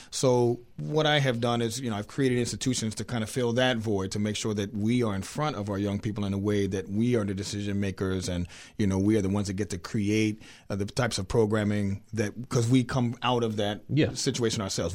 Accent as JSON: {"language": "English", "town": "Harrisburg", "region": "Pennsylvania", "country": "United States", "moved": "as an adult", "lives_now": "Maryland, United States", "said": "I'm originally from Harrisburg, Pennsylvania"}